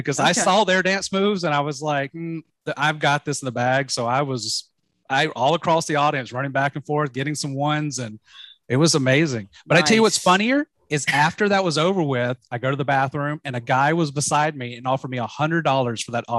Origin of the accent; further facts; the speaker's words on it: Alabama, United States; moved away as an adult; now in California, United States; I was from out of state, and I was like, I'm from Alabama.